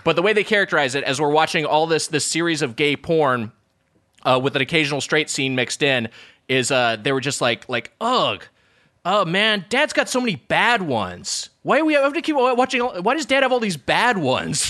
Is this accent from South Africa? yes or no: no; Lakewood, California, United States; my hometown, Lakewood, California